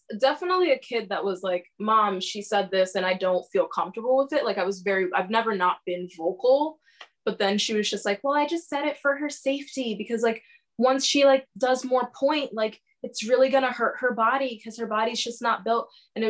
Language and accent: English; Dominican Republic; also born or lived in New York / Connecticut; now in United States; I'm originally from the Dominican Republic, but I've lived like most of my life between New York and Connecticut. I am a DACA recipient.